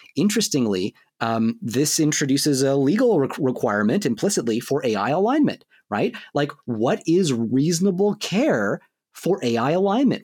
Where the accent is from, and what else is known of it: Canada